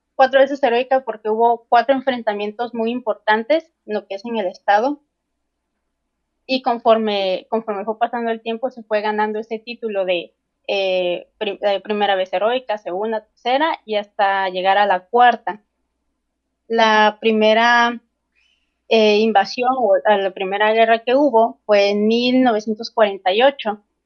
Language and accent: Spanish; Veracruz, Mexico; soy jarocho